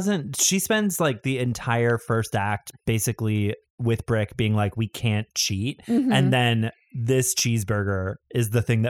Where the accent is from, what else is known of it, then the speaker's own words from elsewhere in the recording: Midwest, United States; I'm from the Midwest.